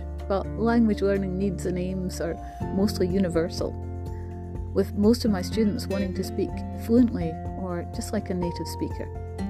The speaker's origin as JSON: {"language": "English", "town": "Glasgow", "region": "Scotland", "country": "United Kingdom", "said": "I'm Scottish and come from Glasgow, the largest city in Scotland. And although I've spent time working in other countries and still love to travel, I live here in Scotland."}